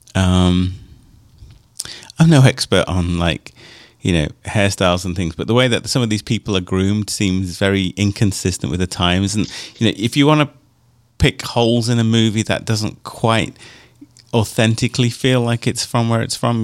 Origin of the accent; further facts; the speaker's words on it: United Kingdom; moved away; growing up in Europe and only in, in the UK